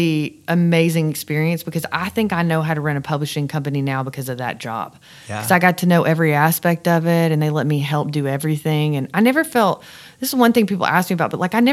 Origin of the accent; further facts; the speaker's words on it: Winchester, Tennessee, United States; moved away as an adult; also born or lived in Nashville; My babysitter in my tiny, tiny small town in Tennessee